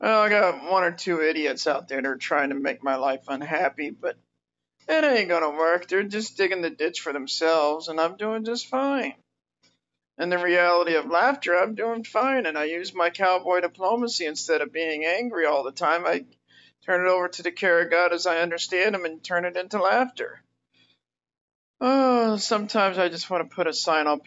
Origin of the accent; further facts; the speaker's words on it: United States; an American citizen of my country